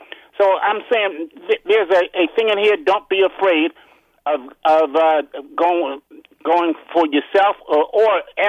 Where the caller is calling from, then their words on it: Upper Marlboro, Maryland, United States; from Upper Marlboro.